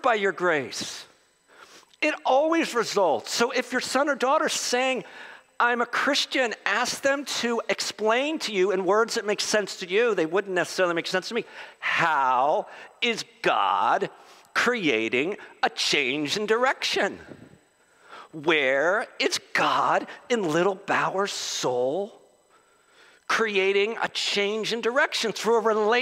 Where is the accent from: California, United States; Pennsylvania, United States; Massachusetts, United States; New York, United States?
Pennsylvania, United States; Philadelphia; I'm a Philadelphian